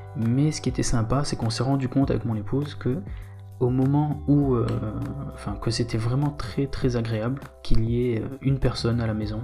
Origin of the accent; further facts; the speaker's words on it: Réunion; moved away as an adult; also born or lived in Bitche, Moselle, France; J'ai grandi sur l'île de la Réunion